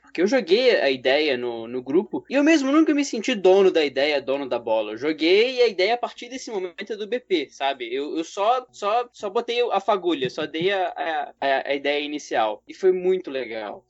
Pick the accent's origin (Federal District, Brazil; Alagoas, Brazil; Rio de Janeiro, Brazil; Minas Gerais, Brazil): Federal District, Brazil; Brasília; eu sou de Brasília